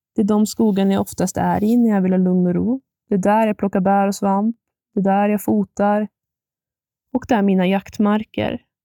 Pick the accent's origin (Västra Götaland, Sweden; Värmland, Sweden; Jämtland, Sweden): Jämtland, Sweden; Ammer; Jag kommer från en by som heter Ammer, som ligger i Ragunda kommun. Här har jag vuxit upp och här har jag valt att bo kvar